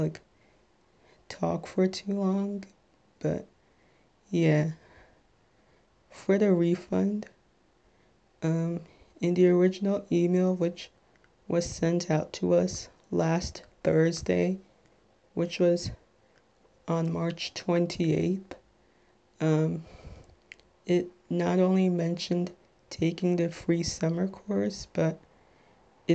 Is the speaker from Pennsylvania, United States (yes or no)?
no; Little Ferry, New Jersey, United States